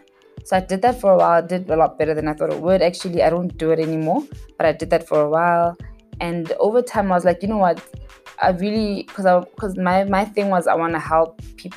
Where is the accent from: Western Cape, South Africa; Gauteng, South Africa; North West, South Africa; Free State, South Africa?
North West, South Africa; Mahikeng; moved away as an adult; also born or lived in Pretoria, South Africa; now in Johannesburg, South Africa; I was born and raised in Mafikeng.